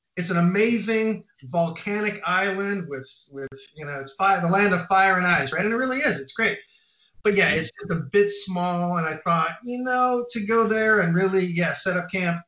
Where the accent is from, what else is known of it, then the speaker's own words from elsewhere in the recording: Orange County, California, United States; moved away as an adult; also born or lived in New York City; now in Copenhagen, Denmark; moved to California when I was a little kid, like six years old. Grew up in uh, California, in uh, Orange County in Los Angeles area